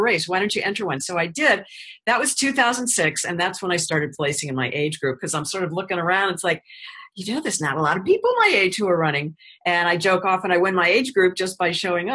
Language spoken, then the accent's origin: English; St. Louis, Missouri, United States; moved away as an adult; now in Florida, United States; before I moved back to St. Louis, which was my hometown